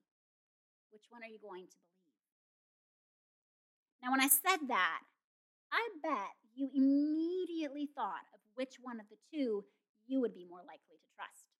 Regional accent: Kenya; moved away; growing up in Kenya

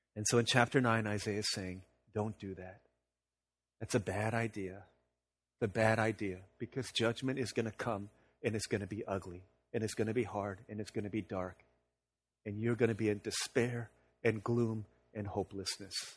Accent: Virginia, United States; now in Florida, United States; growing up in Virginia

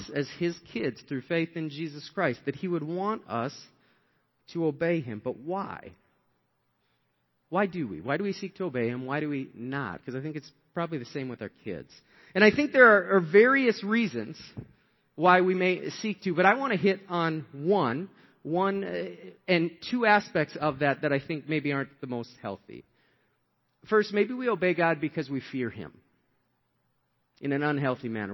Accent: Shakopee, Minnesota, United States; we were raised in Shakopee, Minnesota, and we came into this 2-bedroom apartment.

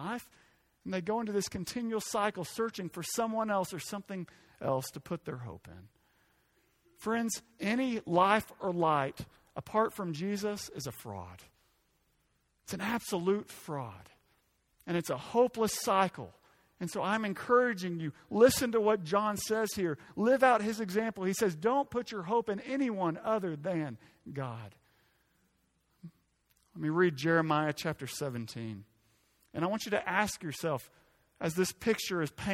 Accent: Arkansas, United States; I'm from Arkansas

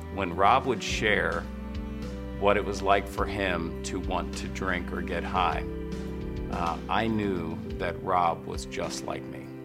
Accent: Parkersburg, West Virginia, United States; I grew up in Parkersburg, West Virginia

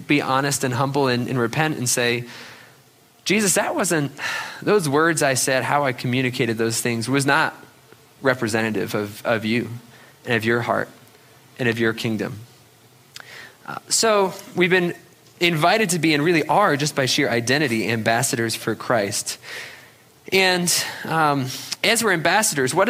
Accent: New England, United States; growing up in New England skiing

